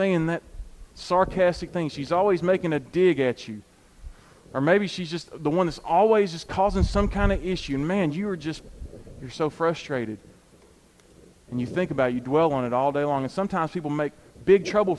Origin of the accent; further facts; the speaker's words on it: United States; us as American Christians